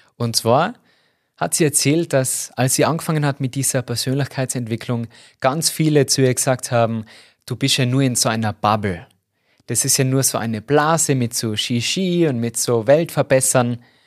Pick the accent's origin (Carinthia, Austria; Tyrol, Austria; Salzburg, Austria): Tyrol, Austria; accent: Tyrolean dialect; mit meinem Tiroler Dialekt das nicht lange verstecken habe können, gesagt, ja, ich komme aus Tirol